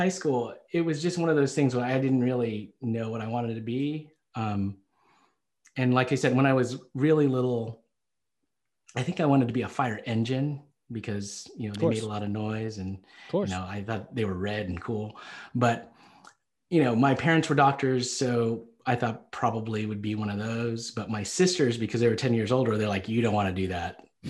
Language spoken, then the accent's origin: English; the South, United States; And you know, growing up in the South, like, again, I you know, people might have said things to me.